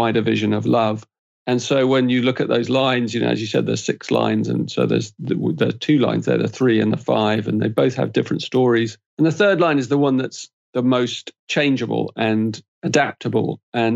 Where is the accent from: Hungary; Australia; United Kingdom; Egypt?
United Kingdom; England; I'm an Englishman